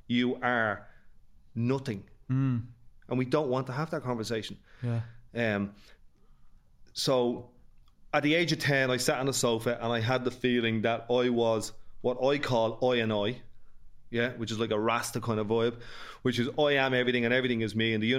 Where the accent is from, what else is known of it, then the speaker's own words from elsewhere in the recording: Dublin, Leinster, Ireland; accent: North Dublin; I had the privilege of growing up in Ballymun in the late 70s